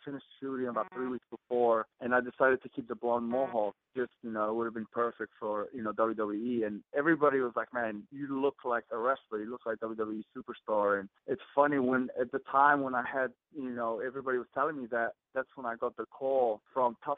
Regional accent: New Zealand; moved away as an adult; now in Los Angeles, United States; growing up in New Zealand.

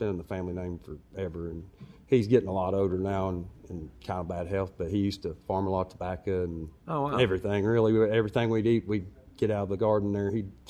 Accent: Greenup, Kentucky, United States; moved away as an adult; also born or lived in Lexington, Kentucky; now in Nashville, United States; I'm originally from Greenup, Kentucky.

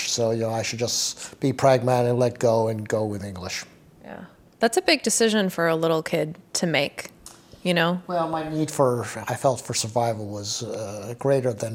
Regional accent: New York City, New York, United States; first language Mandarin; I'm 62. I was born in New York City.

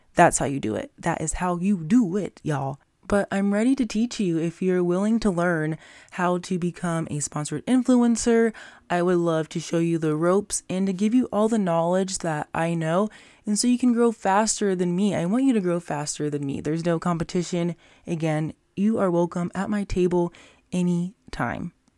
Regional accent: Las Vegas, Nevada, United States; my hometown, Las Vegas, Nevada

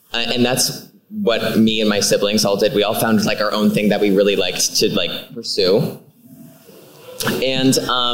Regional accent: Scranton, Pennsylvania, United States; in Scranton, we have Montage Mountain.

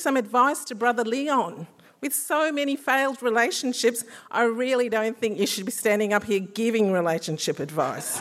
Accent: Australia; my father and my mother met and fell in love in the 1960s in what soon after became my hometown of Gander

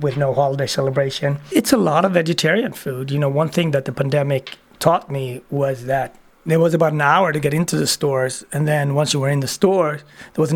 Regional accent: Sweden; moved away as an adult; also born or lived in Ethiopia; now in United States; being a Swede and becoming American

